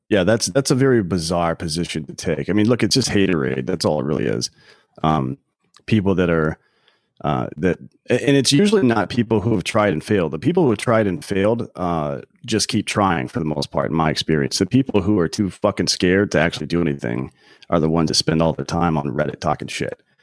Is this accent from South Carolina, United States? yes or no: yes; near Clemson, South Carolina, United States; now in Austin, United States; I grew up in, uh, South Carolina near Clemson University